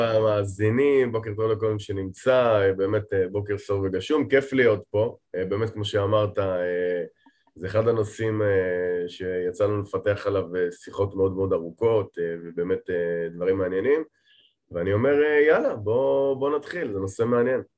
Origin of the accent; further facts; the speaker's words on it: Safed, Northern District, Israel; moved away as an adult; now in Tel Aviv, Israel; כן, גדלתי בפריפריה. צפת זה פריפריה ארדקור.